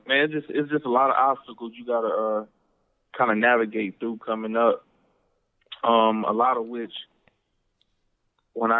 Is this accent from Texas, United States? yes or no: no; Compton, California, United States; also born or lived in Cudahy, California; now in Houston, United States; Born and raised in L.A.